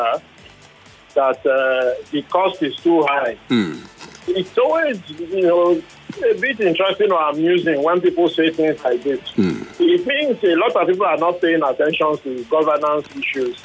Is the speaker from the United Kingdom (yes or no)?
no; Lagos, Nigeria; I grew up in Ikoyi